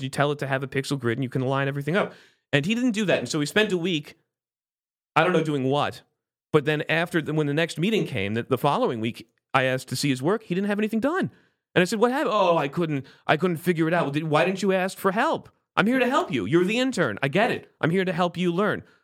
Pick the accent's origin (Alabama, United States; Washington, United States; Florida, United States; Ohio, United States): Florida, United States; South; moved away as an adult; also born or lived in Palm Beach, Florida / Orlando, Florida; now in Brooklyn, United States; I grew up in South Florida with the Cubans